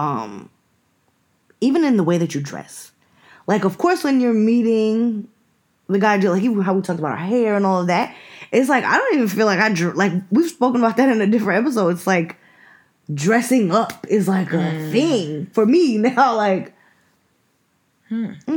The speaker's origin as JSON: {"language": "English", "region": "New York", "country": "United States", "said": "we're from New York"}